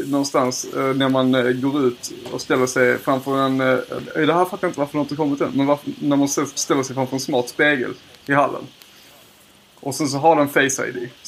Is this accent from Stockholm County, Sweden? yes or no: no; Lund, Skåne, Sweden; Ja, jag är från Lund.